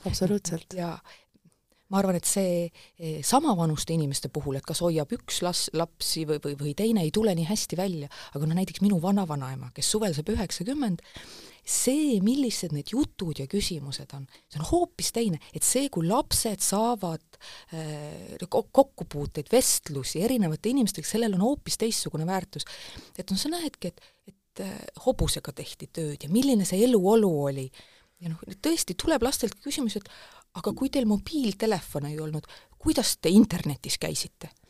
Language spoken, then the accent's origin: Estonian; Pajusti, Lääne-Viru County, Estonia; moved away as an adult; also born or lived in Tartu / Tallinn; mina kasvasin üles Lääne-Virumaal Pajustis